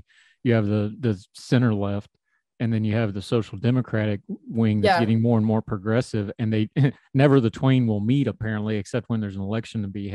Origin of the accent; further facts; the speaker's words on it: United States; I'm an American